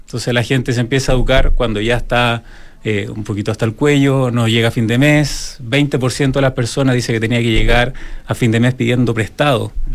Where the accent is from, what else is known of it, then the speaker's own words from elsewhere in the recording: Chile; los chilenos en ese sentido eh, somos más eh, exigentes en este tipo de cosas.